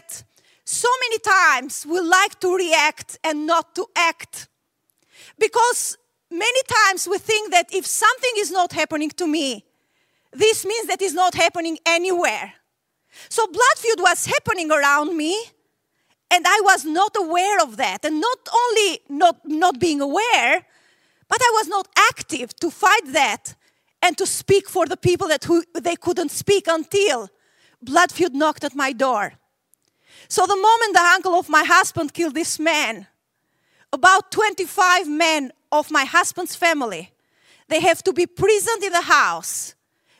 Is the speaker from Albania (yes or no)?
yes; Albania; I was raised in Albania, which was the most atheist country in the world.